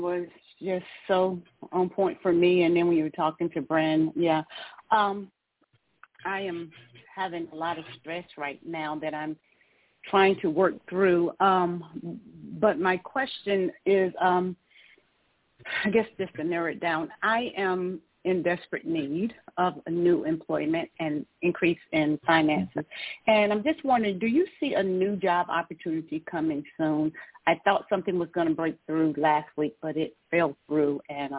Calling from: Georgia, United States; I'm calling from Georgia.

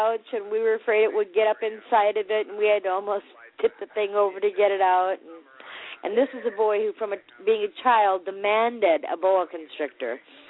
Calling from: Lusby, Maryland, United States; I'm Danny's mom, and I'm calling from Lesby.

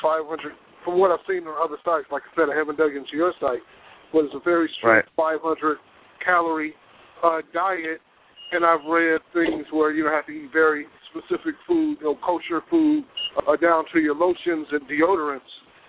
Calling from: Chicago, Illinois, United States; I'm calling from the Chicago area.

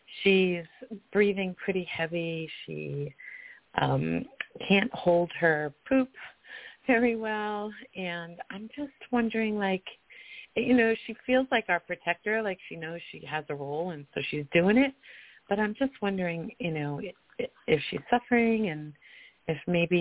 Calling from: Colorado, United States; I'm calling from Colorado.

